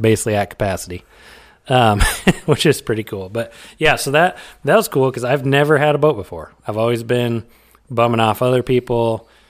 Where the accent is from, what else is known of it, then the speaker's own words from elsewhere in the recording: Iowa, United States; We're two guys from Iowa